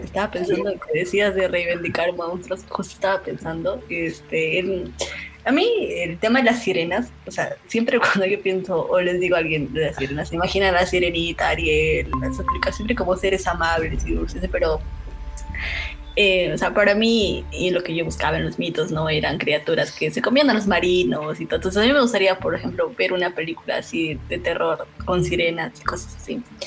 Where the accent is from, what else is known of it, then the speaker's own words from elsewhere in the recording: Moquegua, Peru; moved away; en mi pueblo, en Moquegua, una leyenda muy conocida era la del toro del Cerro Baúl